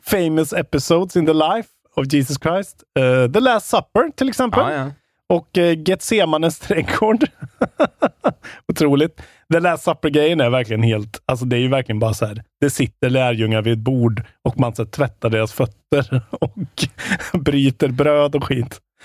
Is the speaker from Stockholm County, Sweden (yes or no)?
no; Värmland, Sweden; moved away; jag var hemma i Värmland i helgen